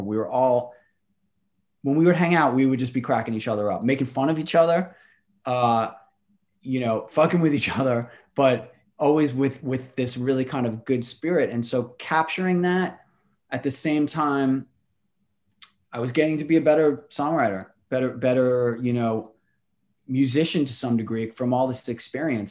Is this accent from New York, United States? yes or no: yes; New York City, New York, United States; also born or lived in Astoria, Queens; I'm from Rockaway, like, uh, Irish